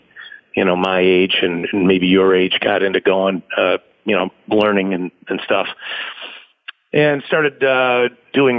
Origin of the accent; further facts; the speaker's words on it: Rochester, New York, United States; I am from Rochester, New York